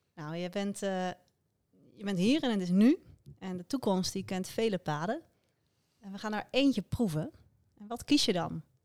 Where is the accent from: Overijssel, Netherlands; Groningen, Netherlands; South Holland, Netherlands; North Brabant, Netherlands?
South Holland, Netherlands; Krimpenerwaard; in de omgeving waar ik vandaan kom, uh, Krimpende Waard